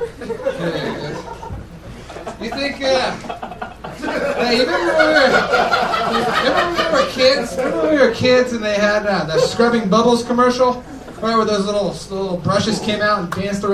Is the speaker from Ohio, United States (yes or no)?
no; Pensacola, Florida, United States; I'm from Pensacola, Florida.